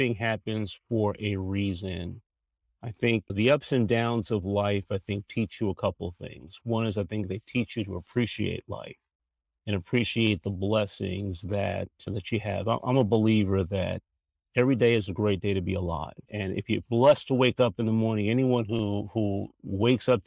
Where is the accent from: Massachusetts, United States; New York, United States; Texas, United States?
New York, United States; New York City; moved away as an adult; now in Washington, D.C., United States; I'm from New York originally. I'm a Bronx boy, born and raised in the Bronx. Made my way to the D.C. area over 40 years ago.